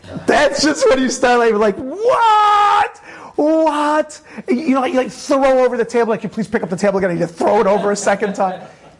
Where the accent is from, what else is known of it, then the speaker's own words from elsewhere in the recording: New York City, New York, United States; I grew up in Brooklyn, you know, representing all that stuff.